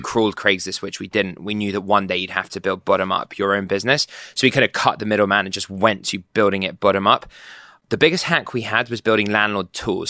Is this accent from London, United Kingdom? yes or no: yes; London, United Kingdom; moved away as an adult; also born or lived in New York / Boston; now in San Francisco, United States; I grew up in London, moved to New York with B C G, moved to Boston for grad school.